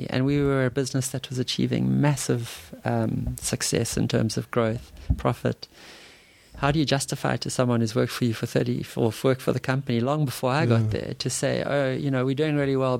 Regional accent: Durban, KwaZulu-Natal, South Africa; also born or lived in Umhlanga

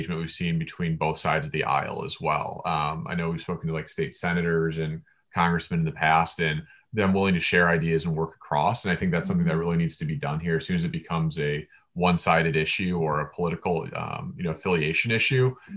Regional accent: Michigan, United States; moved away as an adult; also born or lived in Chicago; I grew up in Michigan and went to University of Michigan for undergrad

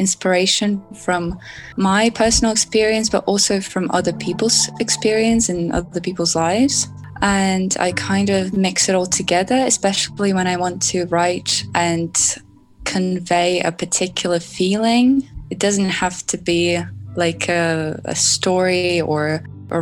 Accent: Russia; now in Italy; I'm originally from Russia, but now I live in Italy.

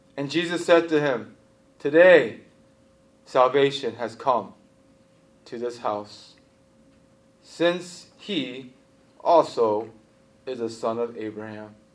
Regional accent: Baltimore, Maryland, United States; I'm from Baltimore City, and Baltimore City is like heroin central

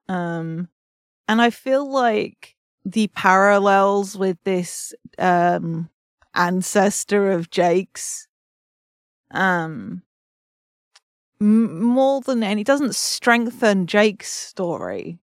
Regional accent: England, United Kingdom; as an English person

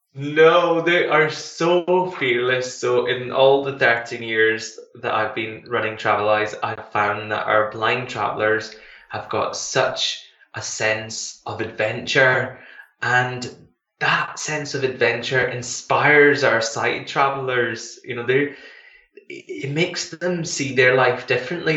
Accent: Glasgow, Scotland, United Kingdom; I come from um, in Glasgow

